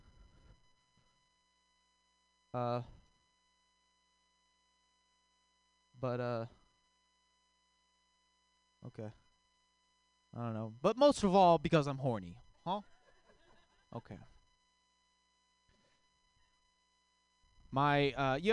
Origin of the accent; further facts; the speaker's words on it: Texas, United States; accent: southern; I am from Texas. I offend people, like, on accident, just, like, talking, you know? Like, I learned the hard way. If you say the word queer with a southern accent